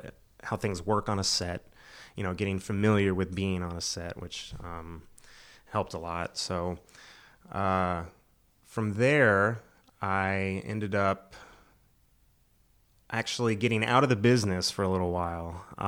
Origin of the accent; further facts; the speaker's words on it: Florida, United States; moved away as an adult; now in North Carolina, United States; I'm originally from Florida.